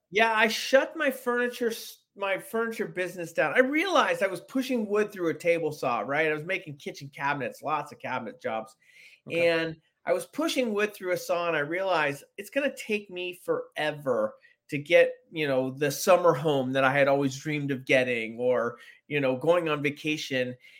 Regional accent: San Francisco, California, United States; I grew up in San Francisco

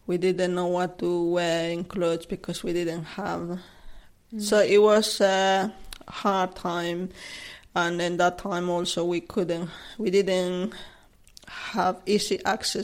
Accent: Cochabamba, Bolivia; English is a second language; moved away as an adult; now in Chessington, United Kingdom; I'm originally from Bolivia, a city called Cochabamba

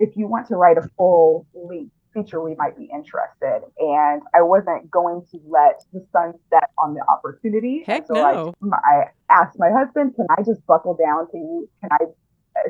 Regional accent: Biloxi, Mississippi, United States; I grew up in Biloxi

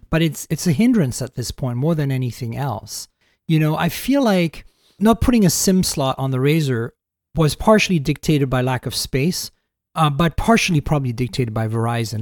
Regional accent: Canada; I'm Canadian

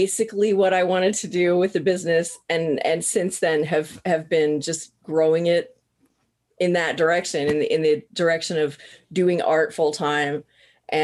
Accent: Southern Missouri, United States; I grew up in Southern Missouri.

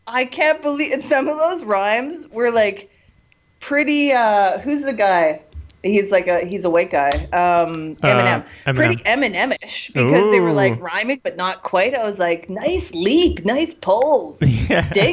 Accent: Kelowna, British Columbia, Canada; my grandpa, Rudy, he started the first taxi cab company in my hometown in Kelowna, BC

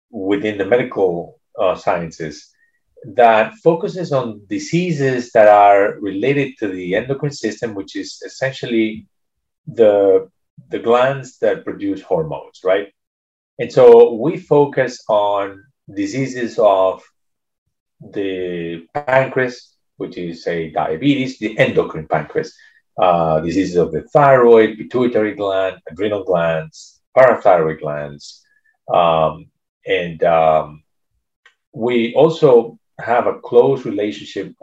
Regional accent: Venezuela; moved away as an adult; now in United States; I was born in Venezuela, and I did my medical school there. And then I moved to the United States

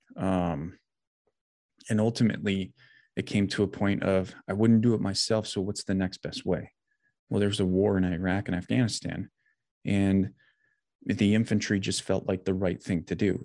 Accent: Janesville, Wisconsin, United States; now in Brookfield, United States; I was born and raised in Janesville, which is like central South Wisconsin.

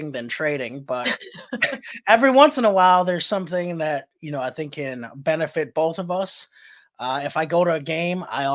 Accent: Milwaukee, Wisconsin, United States; also born or lived in Guatemala City, Guatemala; growing up, going to the Milwaukee Public Museum.

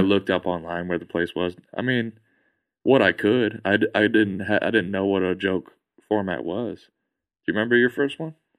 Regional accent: Virginia, United States; moved away; I'm from Virginia

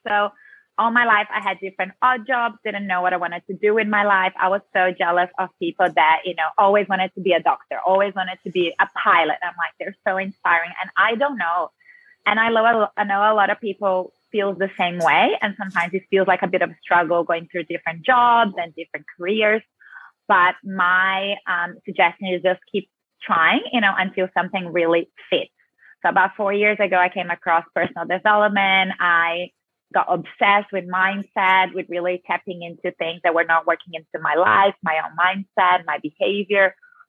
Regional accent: Brazil; accent: South American; now in Australia; Yes, I have that South American Latina flavor in me very strongly.

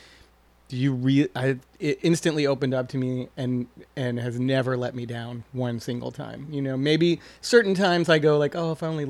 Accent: Texas, United States; now in New Orleans, United States; I grew up in Texas, so I didn't really want to live just a few hours away from home ever

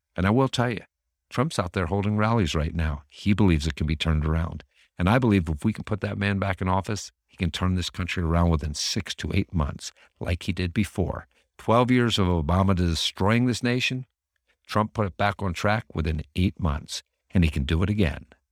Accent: Northeast, United States; growing up in the Northeast

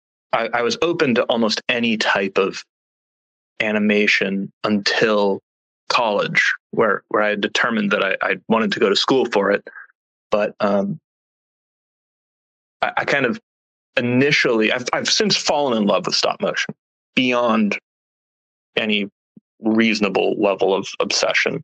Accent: Sudbury, Massachusetts, United States; moved away as an adult; now in San Francisco Bay Area, United States; a little tiny town called Sudbury, Massachusetts

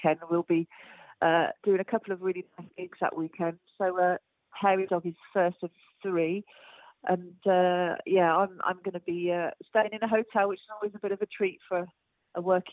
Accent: United Kingdom; I'm from Midlands

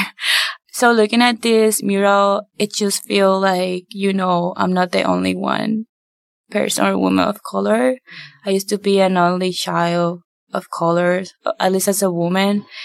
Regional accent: Puerto Rico; moved away; I grew up in Puerto Rico

